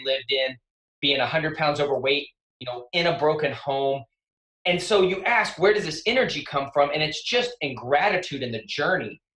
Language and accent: English; West Texas, United States; I grew up in West Texas